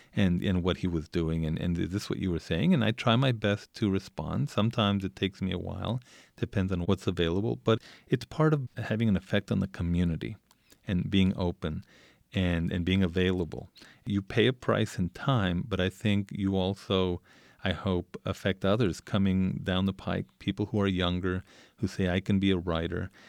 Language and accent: English; El Paso, Texas, United States; moved away; I, I grew up in Isleta when Isleta was a shanty town. It's, it's in the outskirts of El Paso.